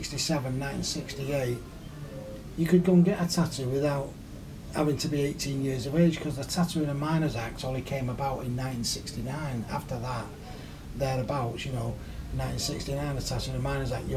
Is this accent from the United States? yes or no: no; Salford, North West England, United Kingdom; Well, I was born in Salford, close by the Manchester docks.